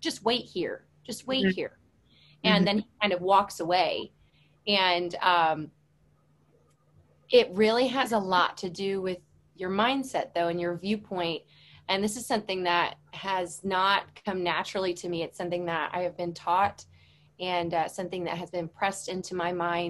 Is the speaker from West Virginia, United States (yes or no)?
no; St. Louis, Missouri, United States; moved away as an adult; now in Oxford, Mississippi, United States; I am originally from St. Louis, Missouri